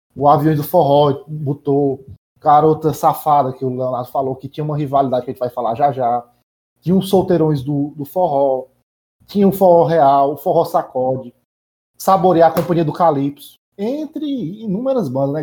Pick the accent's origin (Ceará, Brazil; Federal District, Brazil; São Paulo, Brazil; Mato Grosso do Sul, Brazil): Ceará, Brazil; Nova Russas; lá em Nova Russas, onde é, onde eu nasci e fui criado